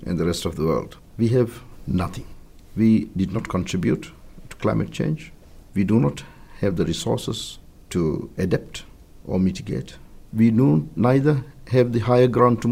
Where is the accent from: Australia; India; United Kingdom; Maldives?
Maldives; My home country, the Maldives